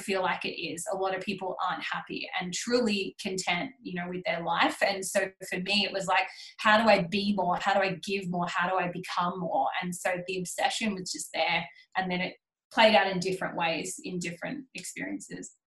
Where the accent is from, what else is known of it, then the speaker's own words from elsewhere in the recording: Sydney, New South Wales, Australia; moved away as an adult; now in Queensland, Australia; I grew up in Sydney